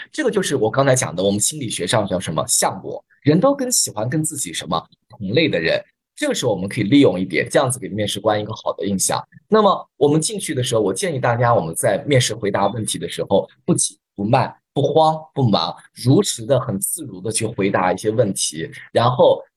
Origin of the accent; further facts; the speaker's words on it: Hefei, Anhui, China; accent: Hefei dialect; 用我们合肥话讲